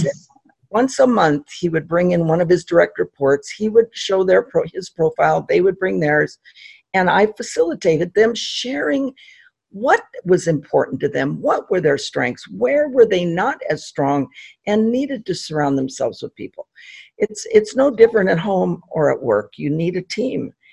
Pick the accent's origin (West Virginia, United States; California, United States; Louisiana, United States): California, United States; Pasadena; I grew up in Pasadena, California, and have been a native Californian